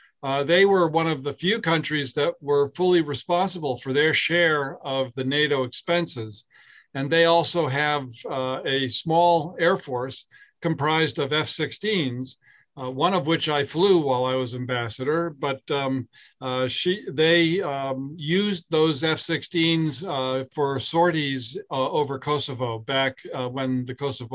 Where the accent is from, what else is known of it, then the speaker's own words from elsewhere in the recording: Lakes Region, New Hampshire, United States; also born or lived in Bow, New Hampshire; I grew up in the Lakes region. I'm a product of New Hampshire public schools, I used to say, in my political campaigns. But I now live in Bow, where I have lived for the past 33 years